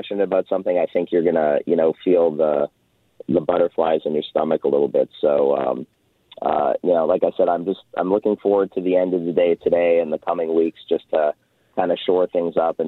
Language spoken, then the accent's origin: English; Winnipeg, Manitoba, Canada; moved away as an adult; also born or lived in Montreal, Canada; now in Florida, United States; I was born and raised in Winnipeg